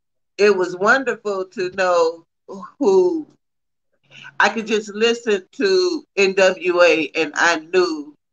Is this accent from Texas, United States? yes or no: yes; Texas, United States; I'm from Texas.